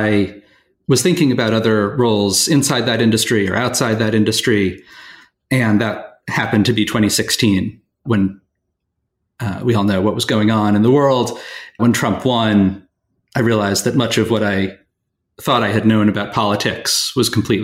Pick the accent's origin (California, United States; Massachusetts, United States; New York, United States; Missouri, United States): New York, United States; New York City; I grew up in New York City